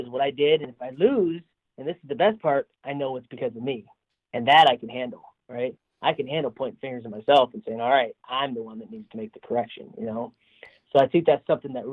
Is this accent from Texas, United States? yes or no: no; Davison, Michigan, United States; also born or lived in Goodrich, Michigan; now in Iowa, United States; I was born in Davidson, born and raised there